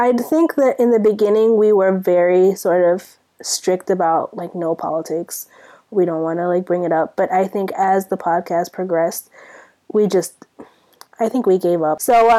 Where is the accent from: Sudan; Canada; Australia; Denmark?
Sudan; now in United States; I'm from Sudan.